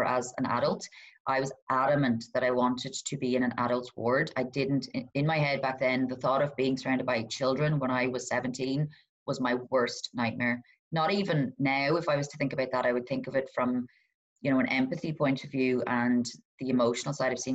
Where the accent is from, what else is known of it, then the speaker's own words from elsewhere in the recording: Donegal, Ulster, Ireland; I'm from Donegal